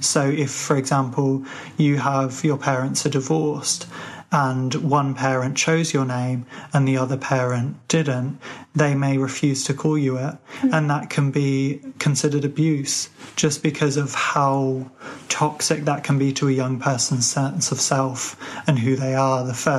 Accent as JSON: {"language": "English", "country": "Ireland", "said": "drop little hints or mentions that I'm Irish into conversation"}